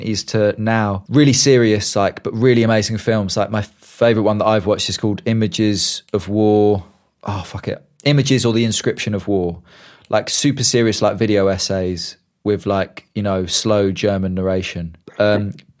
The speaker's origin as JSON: {"language": "English", "country": "United Kingdom", "said": "me as a Brit"}